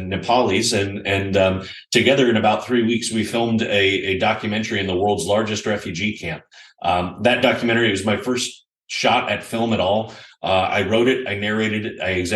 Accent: United States; also born or lived in Austin, Texas; as an American millennial

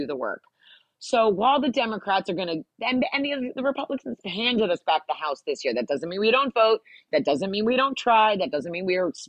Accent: New Jersey, United States; I grew up in New Jersey

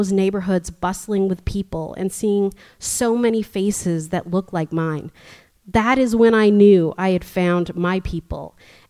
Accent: Edmonton, Alberta, Canada; moved away as an adult; now in Toronto, Canada; And when I grew up in Alberta, other than my family, I never saw a reflection of myself. And then I moved to Toronto.

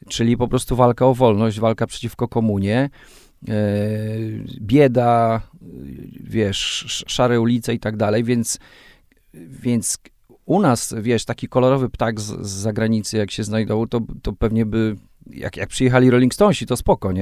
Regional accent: Raczki, Podlaskie Voivodeship, Poland; first language Polish; moved away as an adult; also born or lived in Suwałki / Katowice; Ja, ja urodziłem się w Suwałkach, mieszkałem przez, y, przez połowę, połowę swojego życia w, no nie, już teraz y, dłużej. O. o. właśnie sobie policzyłem, ile mam lat. No dobrze, przez y, y, 19 lat mieszkałem w Raczkach

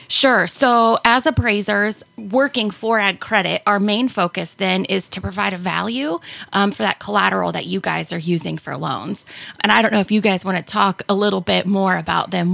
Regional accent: Hancock County, just south of Findlay, Ohio, United States; now in Van Wert, United States; I grew up in Hancock County, just south of Findlay, um, small farm, and I currently live um, here in Van Wert

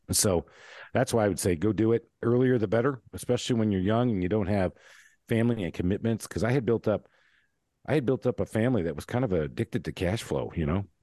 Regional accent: Michigan, United States; I grew up in Michigan

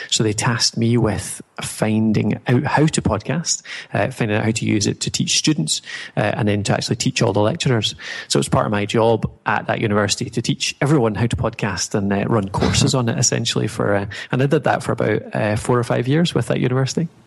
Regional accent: Dumfries, Scotland, United Kingdom; now in Dundee, United Kingdom; Uh, I'm from Scotland, so uh, originally Dumfries in Scotland, uh, so that's southwest of Scotland, down the bottom corner. Uh, these days, I'm in Dundee.

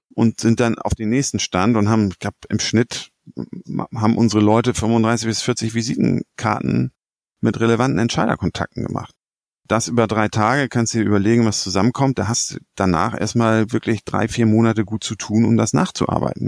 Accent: Hamburg, Germany; als Hamburger

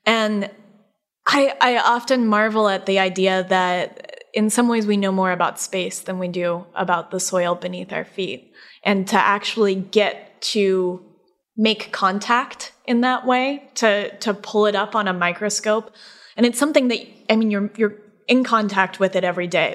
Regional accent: Colorado, United States; now in upstate New York, United States; we're actually both from Colorado

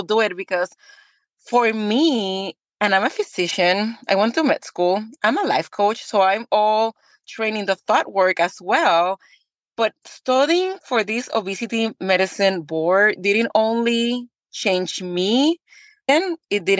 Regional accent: Puerto Rico; moved away as an adult; now in Texas, United States; I was born and raised in Puerto Rico

